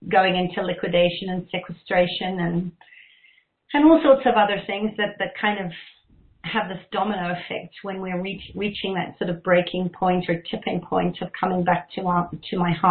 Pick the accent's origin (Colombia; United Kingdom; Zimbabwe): Zimbabwe; I grew up in Zimbabwe, and I always sort of felt like something was it was a war zone. There was a bush war going on, and it was the time of convoys